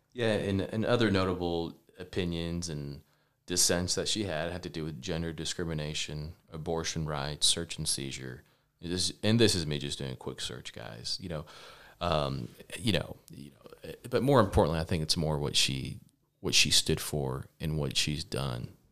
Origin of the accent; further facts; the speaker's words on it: Lubbock, Texas, United States; also born or lived in Dallas, Texas; I'm from Lubbock, Texas. Um, born in Dallas, parents immigrated to the United States